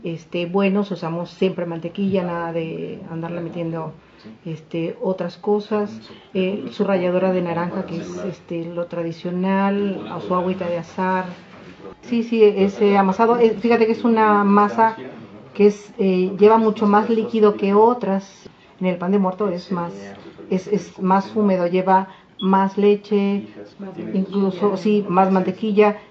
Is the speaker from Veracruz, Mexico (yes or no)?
yes; Veracruz, Mexico; Soy de Veracruz